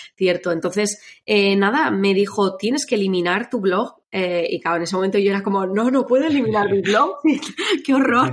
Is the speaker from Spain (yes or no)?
yes; Navarre, Spain; now in Biscay, Spain; me mudé, soy de Navarra, me vine a vivir aquí